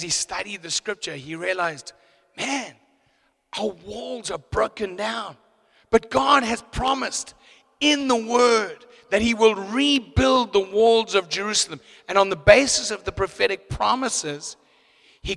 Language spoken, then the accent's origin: English; Zimbabwe; moved away as an adult; now in South Africa; I'm actually an import. I come from Zimbabwe. I was born in Zim